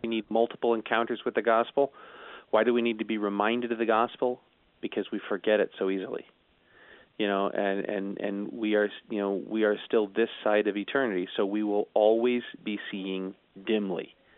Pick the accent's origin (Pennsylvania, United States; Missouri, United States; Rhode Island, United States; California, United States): Missouri, United States; St. Louis; growing up in the St. Louis area